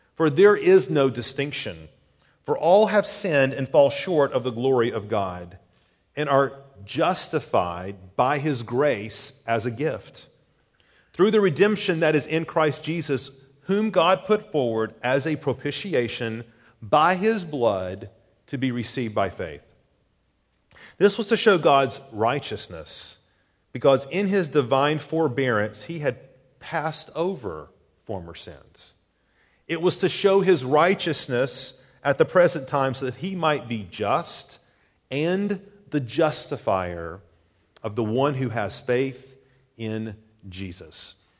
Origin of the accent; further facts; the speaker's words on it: Chattanooga, Tennessee, United States; moved away; my hometown, Chattanooga